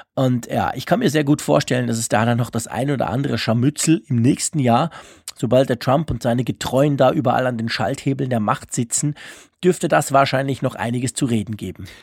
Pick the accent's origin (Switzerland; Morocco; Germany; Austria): Switzerland; bei uns in der Schweiz, in Bern